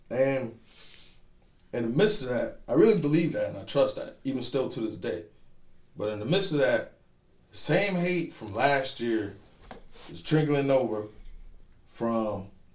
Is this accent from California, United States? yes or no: no; Memphis, Tennessee, United States; Like, I'm from Memphis to Columbus to Fayetteville.